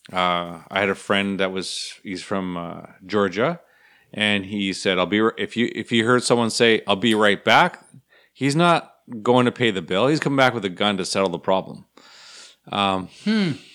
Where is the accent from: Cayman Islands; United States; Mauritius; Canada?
Canada; fellow Canadians